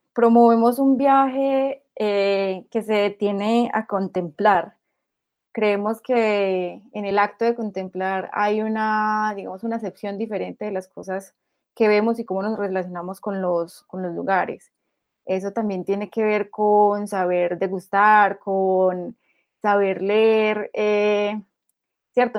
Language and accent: Spanish; Antioquia, Colombia; qué es ser antioqueños y cómo como antioqueños viajamos